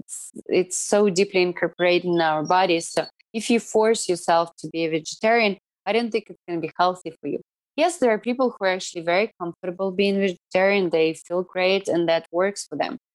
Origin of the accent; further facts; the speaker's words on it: Irkutsk, Irkutsk Oblast, Russia; English is a second language; moved away as an adult; also born or lived in New York, United States; now in Cayman Islands; my hometown in, in Irkutsk